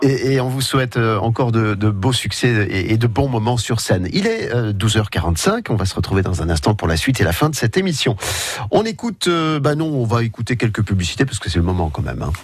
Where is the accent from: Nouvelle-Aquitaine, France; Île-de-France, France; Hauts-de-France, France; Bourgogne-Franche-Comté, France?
Hauts-de-France, France; Jeumont; moved away; je suis né à Jemont. Vous m'avez rappelé que j'étais né là-bas, surtout parce que j'en suis parti il y a très, très longtemps